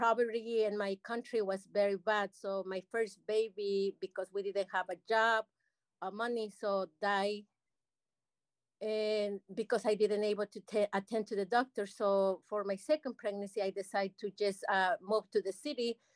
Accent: Mexico City, Mexico; English is a second language; moved away as an adult; also born or lived in California; now in Iowa City, United States; I'm original from Mexico City. I arrived to United States when I was 18 years old

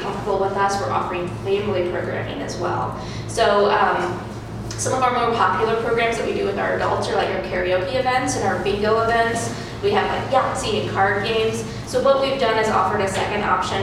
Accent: Iowa, United States; now in Iowa City, United States; I'm new to Iowa City. I'm from Iowa, but not Iowa City

